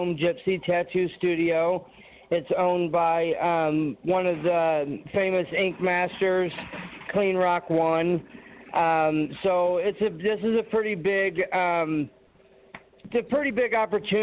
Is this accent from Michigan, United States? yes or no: no; Champaign, Illinois, United States; I'm from Champaign, Illinois, and I am a pro classic physique bodybuilder.